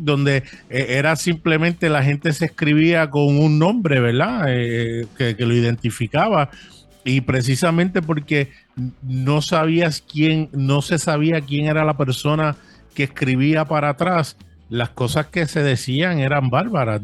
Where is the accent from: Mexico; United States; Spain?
United States; New York City, New York; also born or lived in San Juan, Puerto Rico; now in Bayamón, Puerto Rico; nacido en San Juan, Puerto Rico. Eh, me crié en Brooklyn, New York por muchos años